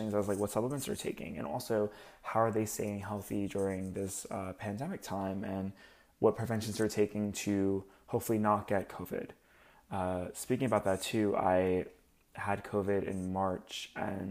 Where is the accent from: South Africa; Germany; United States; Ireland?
United States; Long Beach, New York; I'm from Long Island originally, so I'm Long Beach